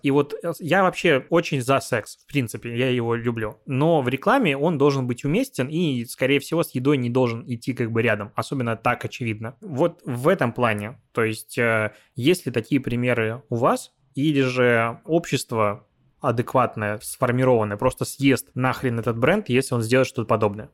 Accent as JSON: {"language": "Russian", "country": "Belarus", "tie": "born or raised there", "moved": "as an adult", "lives_now": "Russia", "said": "Я сам из Беларуси, и там достаточно большую часть, короче, жизни прожил, недавно переехал в Россию"}